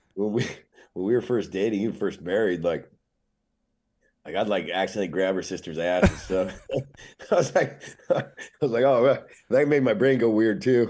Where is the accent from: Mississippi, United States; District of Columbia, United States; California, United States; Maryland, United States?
California, United States; Oceanside; I'm a skateboarder from Oceanside, North San Diego